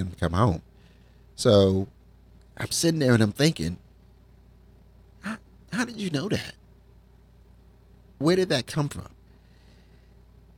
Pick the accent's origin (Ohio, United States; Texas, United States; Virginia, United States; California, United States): Virginia, United States; moved away as an adult; also born or lived in Washington, D.C.; I'm originally from Virginia, lived there all my life except for about 10 years while I lived in Washington, D.C.